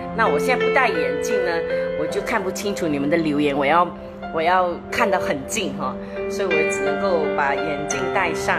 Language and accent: Chinese; Malaysia; 我们马来西亚人